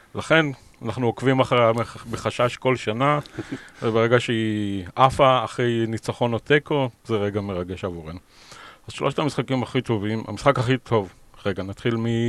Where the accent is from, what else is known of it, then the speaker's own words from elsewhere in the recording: Beersheba, Southern District, Israel; moved away as an adult; also born or lived in Leicester, United Kingdom; now in London, United Kingdom; אני יליד באר שבע